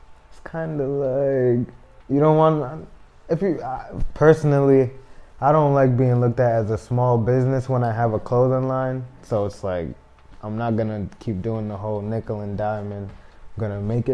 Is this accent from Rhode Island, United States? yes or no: yes; Providence, Rhode Island, United States; they all moved to Providence in the 90s, and I was born in 1996, so I'm from Providence, Rhode Island